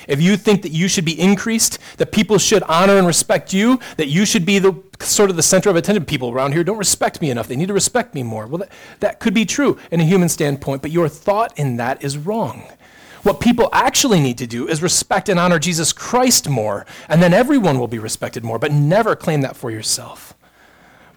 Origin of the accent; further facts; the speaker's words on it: United States; we're American